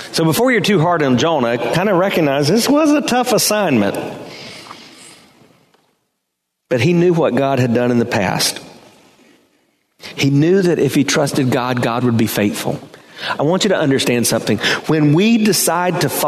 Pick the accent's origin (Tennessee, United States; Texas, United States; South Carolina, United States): South Carolina, United States; Hartsville; now in Temple Terrace, United States; I was born in Hartsville, South Carolina